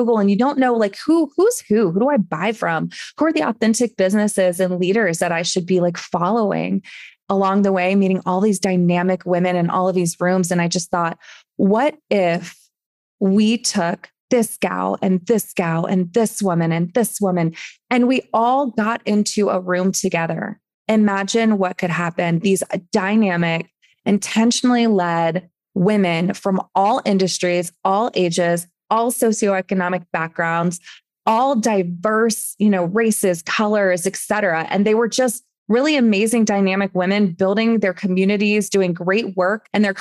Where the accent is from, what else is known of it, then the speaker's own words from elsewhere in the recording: East Coast, United States; moved away as an adult; now in Phoenix, United States; when my husband moved here to Phoenix, where we're living now, we're from the East Coast